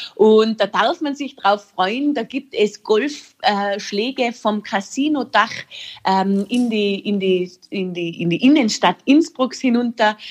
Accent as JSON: {"language": "German", "country": "Austria", "said": "bei uns in Österreich"}